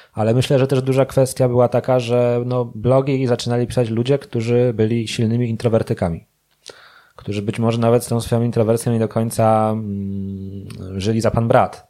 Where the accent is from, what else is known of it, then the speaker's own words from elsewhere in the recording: Łódź, Łódź Voivodeship, Poland; jestem z Łodzi i w Łodzi stacjonuję